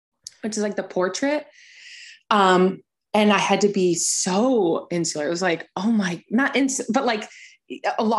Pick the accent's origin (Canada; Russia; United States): United States; as an American artist